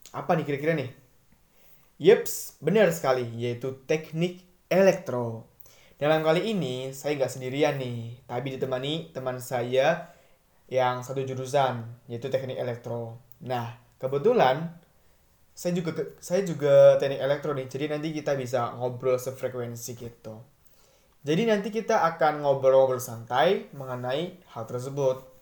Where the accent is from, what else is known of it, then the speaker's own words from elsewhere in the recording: Kudus, Central Java, Indonesia; Kalau saya asli Kudus.